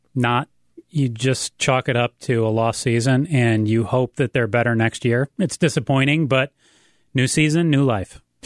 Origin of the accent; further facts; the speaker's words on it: Ann Arbor, Michigan, United States; moved away; I grew up in Ann Arbor